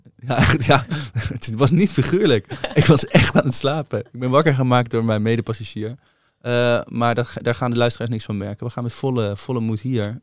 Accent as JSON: {"language": "Dutch", "town": "Rijswijk", "region": "South Holland", "country": "Netherlands", "tie": "born or raised there", "said": "bij mij in Rijswijk hadden we het Rode Huis om de hoek"}